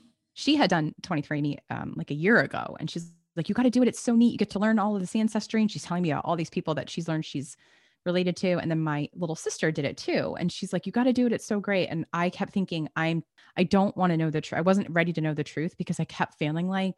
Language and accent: English; New Jersey, United States; I grew up in New Jersey